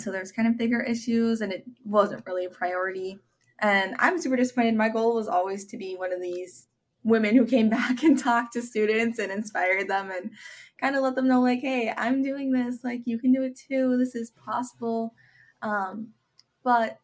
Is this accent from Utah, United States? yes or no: no; Avon, Minnesota, United States; I grew up in Avon, Minnesota, and it's a pretty small town